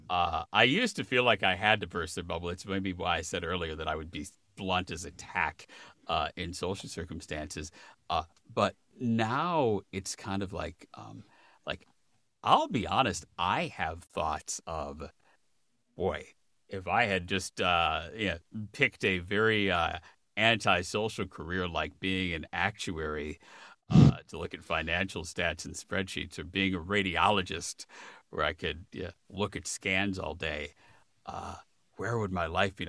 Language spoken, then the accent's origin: English; Chicago, Illinois, United States; moved away as an adult; also born or lived in Minneapolis / Los Angeles; now in Washington, United States; I grew up in the Chicago suburbs and then I was in graduate school in Minneapolis